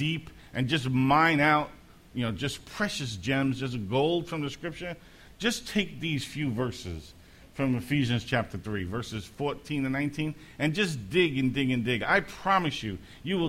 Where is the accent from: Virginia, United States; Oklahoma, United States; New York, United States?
New York, United States; New York City; growing up in Brooklyn, the three of us shared the same bedroom.